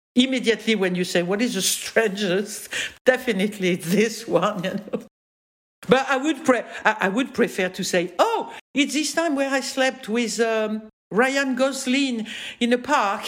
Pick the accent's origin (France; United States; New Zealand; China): France; accent: French; English is a second language; I'm French